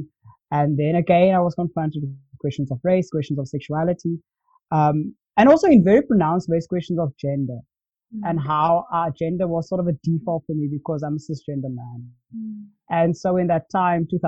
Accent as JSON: {"language": "English", "town": "Cape Town", "region": "Western Cape", "country": "South Africa", "tie": "born or raised there", "said": "I grew up in Cape Town"}